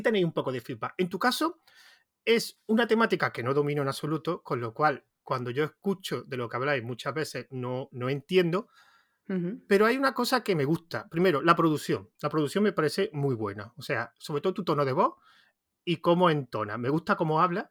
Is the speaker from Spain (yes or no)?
yes; Andalusia, Spain; accent: Andalusian; Yo también tengo mucho acento, yo soy de Andalucía, entonces el acento no, lo he perdido